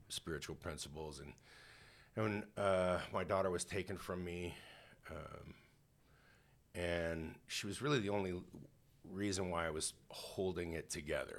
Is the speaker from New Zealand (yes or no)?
no; Canada; I grew up in Canada